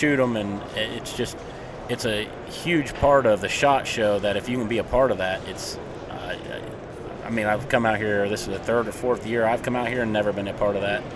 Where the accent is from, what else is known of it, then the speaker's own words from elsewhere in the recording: Ohio, United States; I'm from Ohio